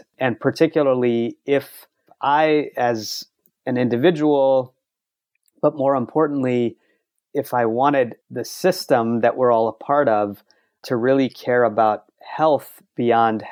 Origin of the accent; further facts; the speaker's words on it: Baton Rouge, Louisiana, United States; now in New York City, United States; I grew up in Baton Rouge